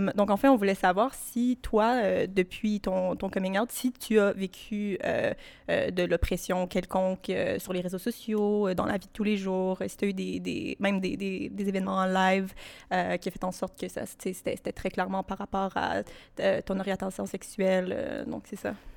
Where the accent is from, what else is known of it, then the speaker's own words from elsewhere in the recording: Ottawa, Ontario, Canada; now in Montreal, Canada; je viens d'Ottawa